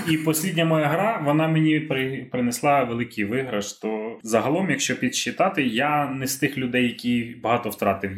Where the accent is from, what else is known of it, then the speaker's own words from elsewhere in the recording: Carpathians, Chernivtsi Oblast, Ukraine; А я ж виріс в Карпатах. Я ж з Чернівецької області, я ці гори облазив в дитинстві